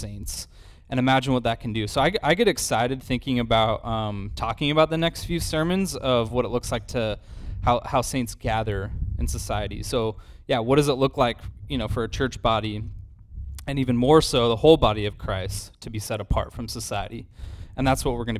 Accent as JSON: {"language": "English", "region": "Idaho", "country": "United States", "tie": "born or raised there", "moved": "yes", "said": "I grew up in Idaho"}